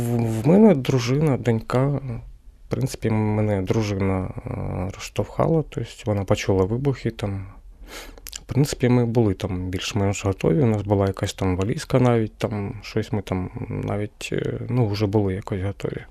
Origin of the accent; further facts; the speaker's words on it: Kremenchuk, Poltava Oblast, Ukraine; moved away as an adult; now in Kyiv, Ukraine; я сам з Кременчука